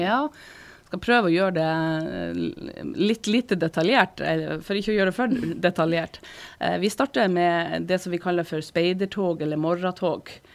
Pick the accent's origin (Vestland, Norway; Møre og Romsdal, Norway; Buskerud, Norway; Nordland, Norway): Nordland, Norway; Sortland; now in Harstad, Norway; jeg vokste opp eh, på Sortland.